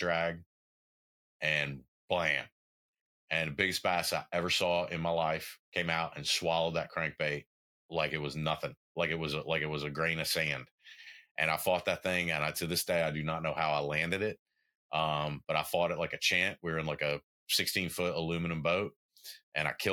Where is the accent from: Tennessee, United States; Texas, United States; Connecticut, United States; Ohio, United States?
Tennessee, United States; southwest; I grew up in Tennessee, in the far southwest corner of Tennessee.